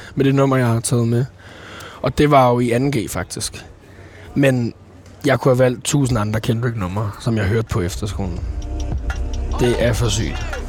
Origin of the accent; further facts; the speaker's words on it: Copenhagen, Capital Region of Denmark, Denmark; jeg er fra Nordvest